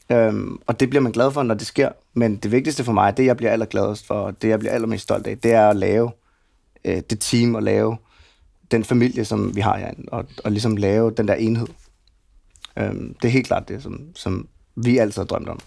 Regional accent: Gentofte, Capital Region of Denmark, Denmark; Jeg er opvokset ude i Gentofte.

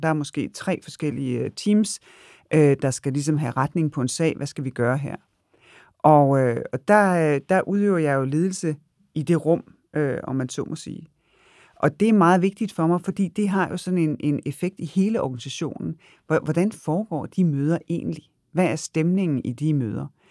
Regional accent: Denmark; der er vi selvfølgelig nogle danskere

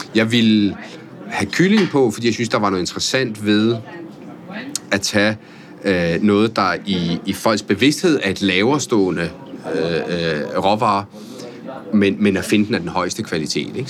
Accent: Italy; also born or lived in Spain / France; now in Denmark; jeg er født i Italien af en norsk mor

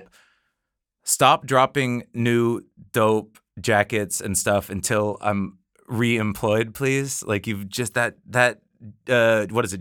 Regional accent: Washington, United States; moved away as an adult; now in Copenhagen, Denmark; living on the west coast of North America

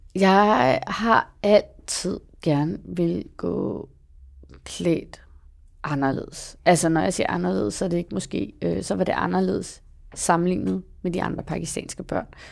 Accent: Copenhagen, Capital Region of Denmark, Denmark; jeg voksede op i Valby

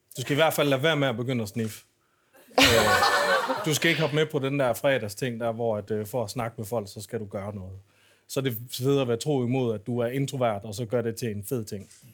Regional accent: Aarhus, Central Denmark Region, Denmark; da jeg voksede op i Aarhus

